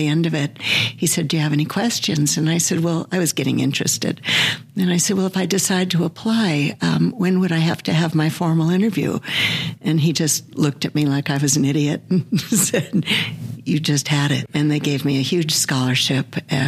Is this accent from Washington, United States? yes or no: yes; Mercer Island, Washington, United States; also born or lived in Scarsdale, New York; Well, I was born back east. I was actually born in Scarsdale, New York, and left there when I was 4 or 5, I think, to Washington State, Mercer Island